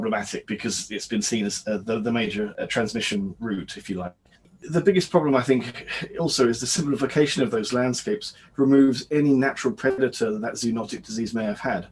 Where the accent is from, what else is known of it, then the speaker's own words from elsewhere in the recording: United Kingdom; moved away as an adult; also born or lived in Indonesia / West Africa; now in Canada; I'm British